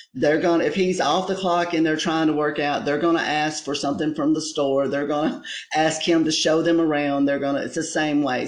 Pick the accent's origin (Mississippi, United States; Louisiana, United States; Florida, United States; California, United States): Mississippi, United States; Ripley; we're from Ripley